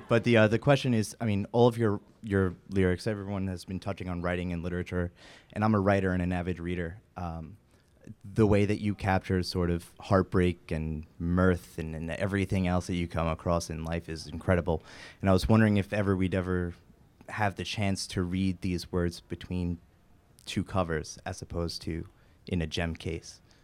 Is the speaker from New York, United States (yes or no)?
yes; New York City, New York, United States; We're from Staten Island